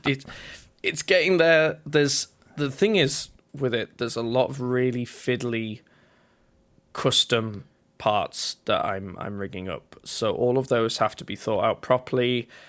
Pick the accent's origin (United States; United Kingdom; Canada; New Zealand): United Kingdom; Yorkshire and the Humber; I'm from a place in England called Yorkshire, at least that's where I was born